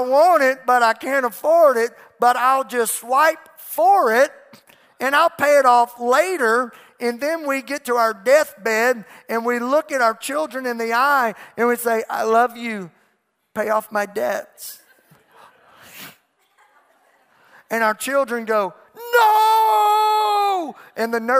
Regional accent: United States; I'm an American

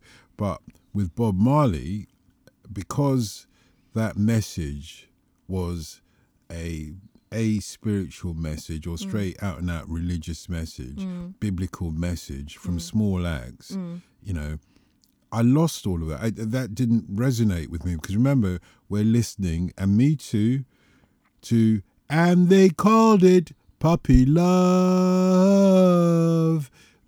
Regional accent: England, United Kingdom; Let's go back to small acts, though, because there we are. We're English, remember that?

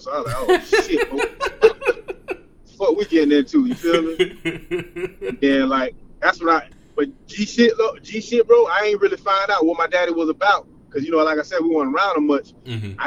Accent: Jacksonville, Florida, United States; also born or lived in Orange Park, Florida; I'm from West Side, by way of Orange Park

